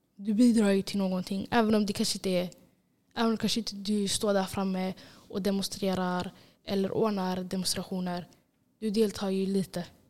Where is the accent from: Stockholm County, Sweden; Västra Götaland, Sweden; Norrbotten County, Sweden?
Västra Götaland, Sweden; Gothenburg; jag är från Angered.